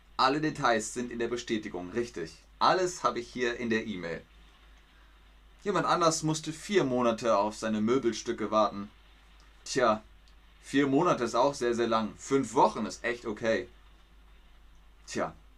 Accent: Bavaria, Germany; In Bayern, da wo ich herkomme, sagt man beides

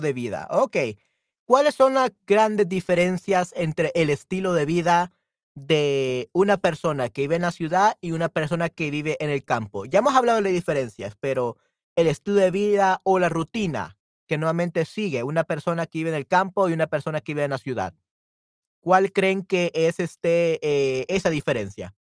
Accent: El Salvador; also born or lived in San Salvador; soy del Salvador y yo vivo en la ciudad capital de El Salvador, San Salvador

